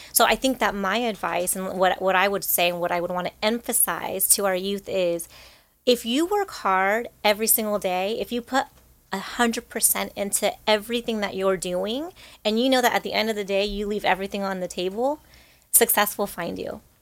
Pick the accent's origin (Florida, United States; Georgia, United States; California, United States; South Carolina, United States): California, United States; Rancho Cucamonga; I grew up in Rancho Cucamonga